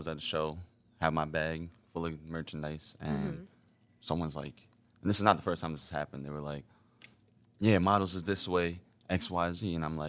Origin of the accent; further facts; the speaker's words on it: White Plains, New York, United States; Right here, White Plains.